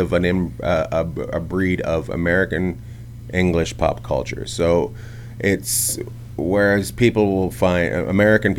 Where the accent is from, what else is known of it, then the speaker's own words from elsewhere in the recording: Canada; now in United States; I grew up in Canada